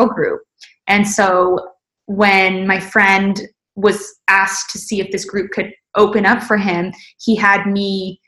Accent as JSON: {"language": "English", "region": "Arizona", "country": "United States", "tie": "born or raised there", "also_born_or_lived": "Los Angeles", "moved": "as an adult", "said": "I grew up in Arizona"}